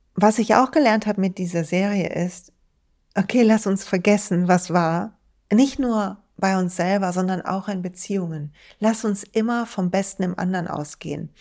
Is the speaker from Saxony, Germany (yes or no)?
no; Duisburg, North Rhine-Westphalia, Germany; in Duisburg, in meiner Heimatstadt